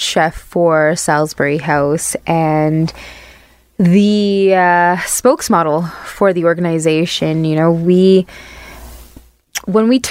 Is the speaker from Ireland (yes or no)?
no; Barbados; moved away; in the culture that I grew up in Barbados